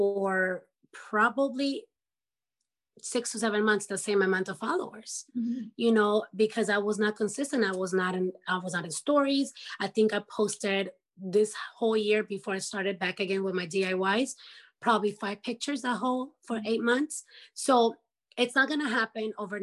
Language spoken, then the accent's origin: English; Ecuador; moved away; I'm from Ecuador